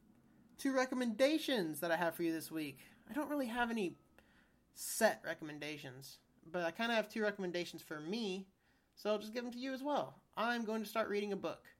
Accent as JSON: {"language": "English", "country": "United States", "said": "I'm an American"}